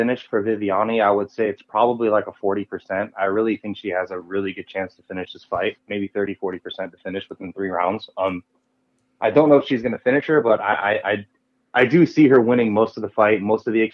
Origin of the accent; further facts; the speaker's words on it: South Florida, United States; I grew up in South Florida